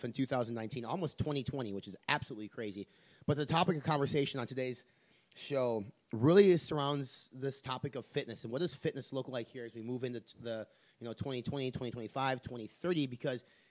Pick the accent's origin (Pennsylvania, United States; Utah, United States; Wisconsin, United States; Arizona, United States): Wisconsin, United States; My home state, the Wisconsin Badgers